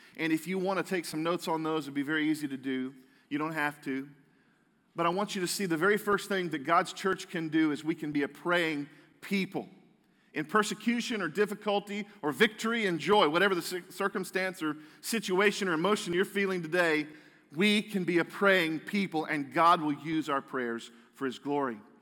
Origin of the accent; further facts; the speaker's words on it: United States; as American Christians